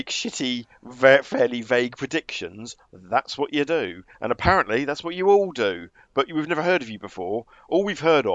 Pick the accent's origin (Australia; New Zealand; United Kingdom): United Kingdom; as a British football fan